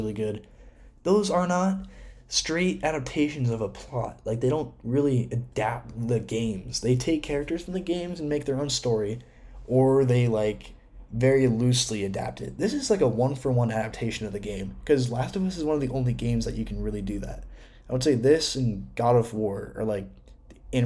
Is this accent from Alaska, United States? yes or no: no; Washington, United States; Seattle, my home state